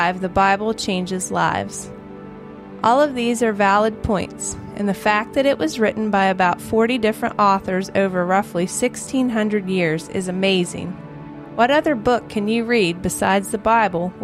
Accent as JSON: {"language": "English", "town": "Morgantown", "region": "West Virginia", "country": "United States", "tie": "born or raised there", "said": "Since I grew up in Morgantown, I decided to attend West Virginia University after graduating from Morgantown High School"}